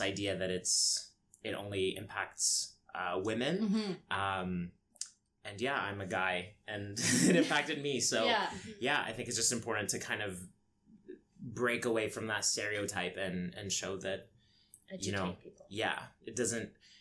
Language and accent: English; London, Ontario, Canada; also born or lived in Egypt; now in Toronto, Canada; I grew up in London, Ontario, which is very small